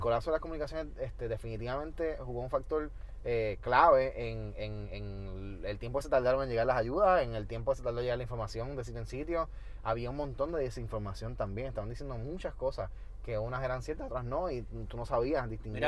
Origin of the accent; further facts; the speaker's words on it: Toa Baja, Puerto Rico; moved away as an adult; also born or lived in United States; yo soy de Tobaja toda la vida